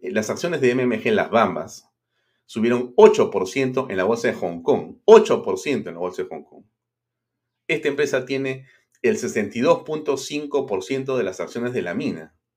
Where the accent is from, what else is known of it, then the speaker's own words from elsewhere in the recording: Peru; como peruanos